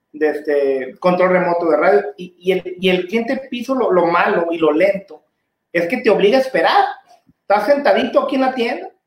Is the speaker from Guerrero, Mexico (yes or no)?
no; Tijuana, Baja California, Mexico; no, pues es que yo soy de Tijuana, pero.